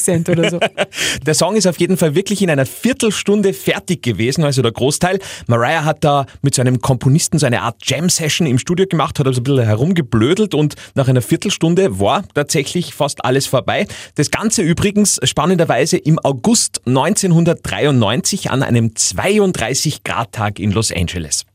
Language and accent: German; Upper Austria, Austria; bei uns in Oberösterreich